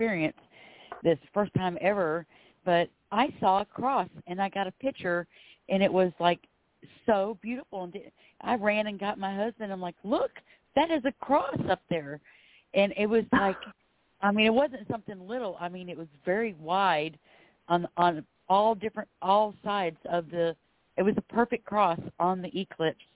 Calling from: Florida, United States; I'm calling from Florida

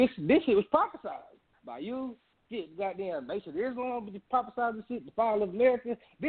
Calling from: Houston, Texas, United States; I'm calling from Houston, Texas, bro.

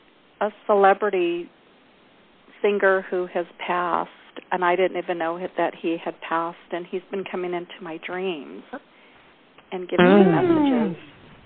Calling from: Arizona, United States; Hi, I'm in Arizona.

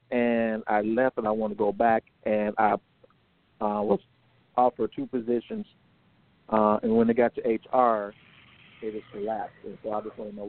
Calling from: Georgia, United States; I'm calling from Georgia.

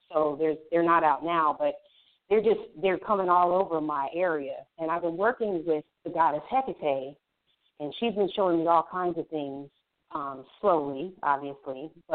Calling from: Brooks, Georgia, United States; I'm in Brooks, Georgia, which is about 45 minutes from Atlanta in Georgia.

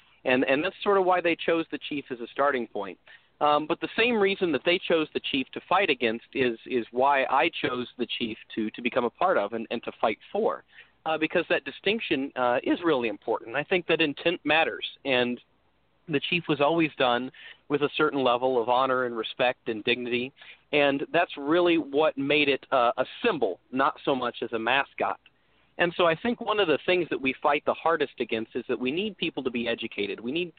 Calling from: Illinois, United States; I'm joining you from Frosty, Illinois. It's pretty cold over here, but I'm pretty fired up.

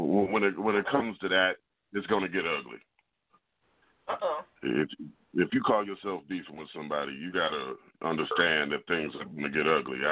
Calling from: Lansing, Michigan, United States; Lansing, Michigan, Queen.

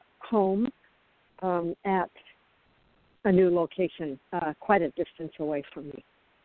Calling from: Arizona, United States; I'm calling from Arizona.

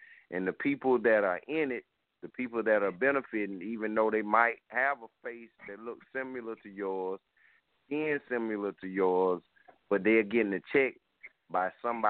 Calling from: Columbia, South Carolina, United States; I am calling from South Carolina

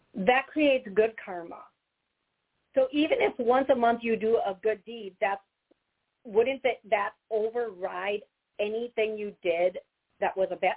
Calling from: Chicago, Illinois, United States; I'm calling from Chicago

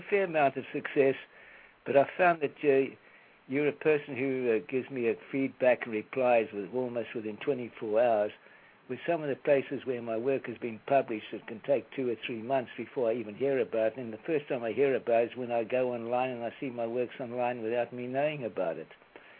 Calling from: Delray Beach, Florida, United States; I'm calling from Delray Beach in Florida.

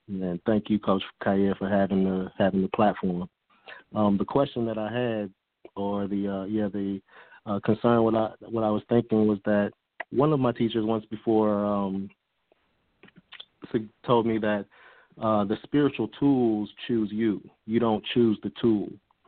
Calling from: Atlanta, Georgia, United States; I'm calling in from Atlanta, Georgia.

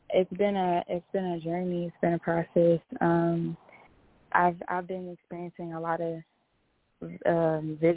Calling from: Houston, Texas, United States; Yes, I'm from Houston, Texas.

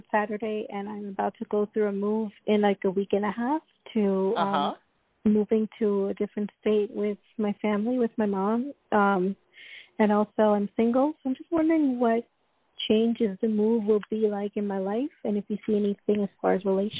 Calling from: New York, United States; I'm calling from New York, soon to be moving.

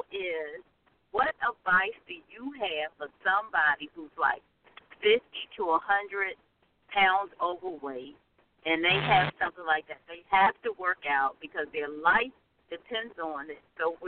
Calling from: North Carolina, United States; This is … from North Carolina.

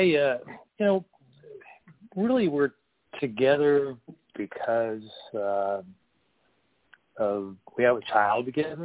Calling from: North Carolina, United States; I'm in the mountains of North Carolina.

